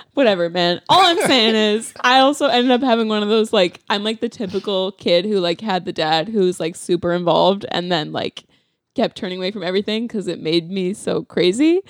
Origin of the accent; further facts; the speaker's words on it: Calgary, Alberta, Canada; also born or lived in Saskatchewan; I grew up in Calgary, so winter was, like, a whole thing